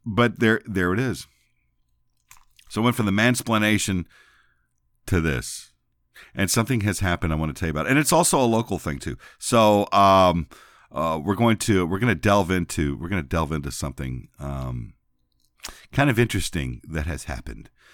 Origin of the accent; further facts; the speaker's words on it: San Antonio, Texas, United States; now in Memphis, United States; where I grew up was in San Antonio